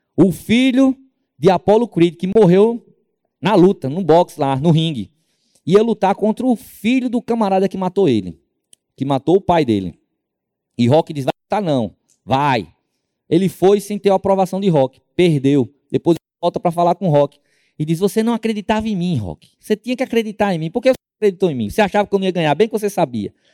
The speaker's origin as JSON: {"language": "Portuguese", "region": "Northeast Region", "country": "Brazil", "moved": "as an adult", "said": "nós somos do Nordeste"}